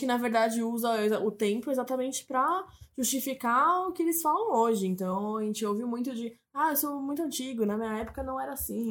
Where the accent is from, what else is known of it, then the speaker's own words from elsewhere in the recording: Brazil; a gente é brasileiro